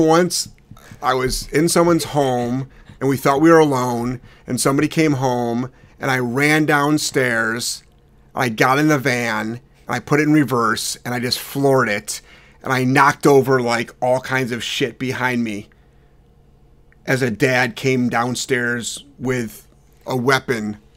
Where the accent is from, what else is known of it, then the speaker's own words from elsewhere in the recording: Cleveland, Ohio, United States; I'm from Cleveland